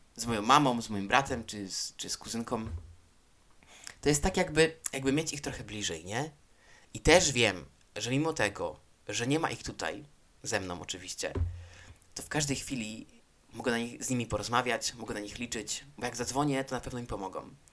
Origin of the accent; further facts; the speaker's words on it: Poland; moved away as an adult; now in Spain; w wieku 21 lat, tak, 22 wyjechałem z Hiszpanii, e, z Polski, przepraszam, i przyjechałem do Hiszpanii